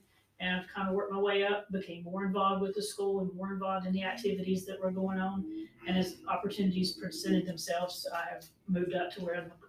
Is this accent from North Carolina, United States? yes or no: yes; Shelby, North Carolina, United States; I grew up in Shelby.